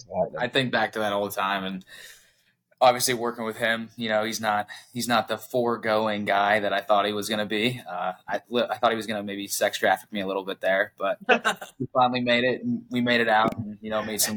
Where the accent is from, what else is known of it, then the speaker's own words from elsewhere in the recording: Pennsylvania, United States; now in Dallas, United States; So, like TJ said … grew up in Pennsylvania here in the States, moved out to Dallas